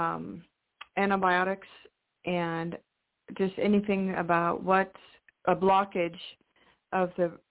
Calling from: Washington, United States; in Washington State.

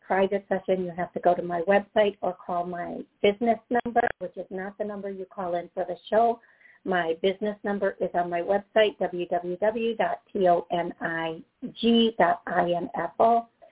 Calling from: Cleveland, Ohio, United States; I'm calling from Cleveland, Ohio

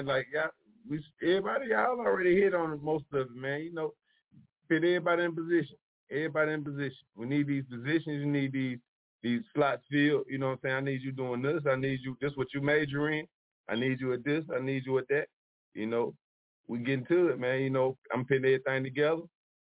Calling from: Charlotte, North Carolina, United States; I'm calling from Charlotte.

